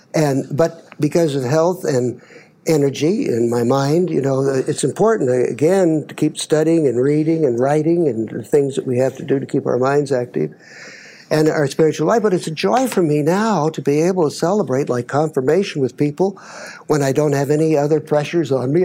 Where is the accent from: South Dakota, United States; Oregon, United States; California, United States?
Oregon, United States; Baker City; moved away; I grew up in Baker, Oregon, Baker City, it's called now